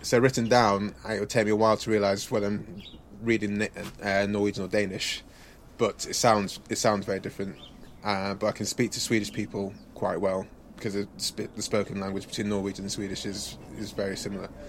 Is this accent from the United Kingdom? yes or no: yes; England, United Kingdom; first language English; also born or lived in Nigeria; I was born in Nigeria. We came to England when I was like two years old.